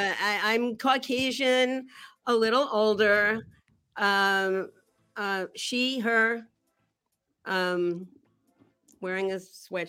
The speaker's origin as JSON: {"language": "English", "region": "New York", "country": "United States", "tie": "born or raised there", "said": "So I'm from New York, and I think people from New York, because it's so cold, it's kind of edgy."}